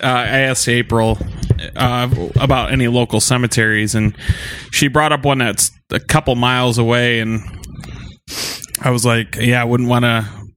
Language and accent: English; Casnovia, Michigan, United States; I grew up in Casnovia